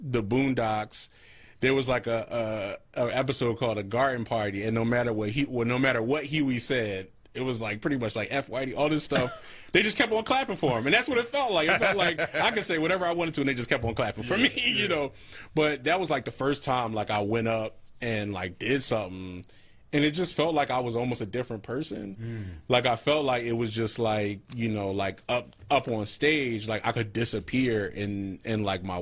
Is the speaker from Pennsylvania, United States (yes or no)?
yes; Philadelphia, Pennsylvania, United States; I grew up on Knox Street